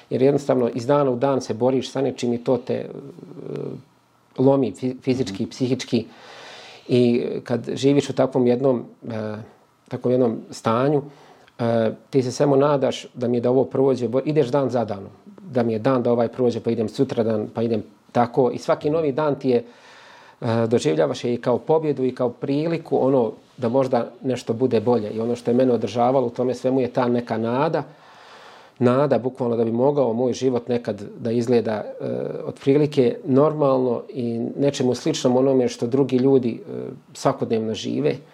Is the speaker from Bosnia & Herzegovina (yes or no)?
yes; Kozarska Dubica, Republika Srpska, Bosnia & Herzegovina; kad se spomene Bosanska Dubica, to odmah nekako vrati toliko, toliko uspomena kao mjesto gdje si rođen i proveo većinu života.